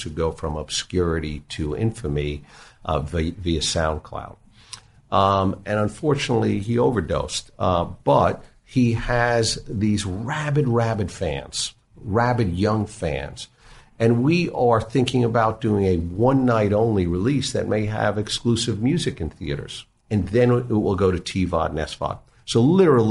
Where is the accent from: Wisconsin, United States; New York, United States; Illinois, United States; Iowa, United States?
New York, United States; I grew up in New York